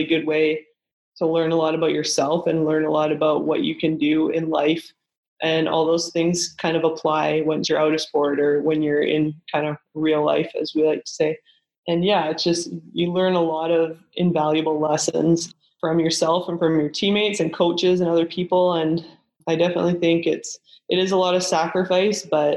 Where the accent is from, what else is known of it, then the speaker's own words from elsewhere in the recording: Kelowna, British Columbia, Canada; moved away as an adult; I was from Kelowna, BC, where not a lot of volleyball products come out of at the time